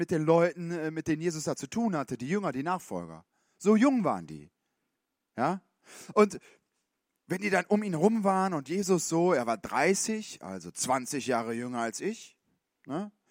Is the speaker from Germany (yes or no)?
no; Switzerland; Man hat doch als Schweizer auch, ich meine, als, ähm, Ne, muss man auch im Schema haben.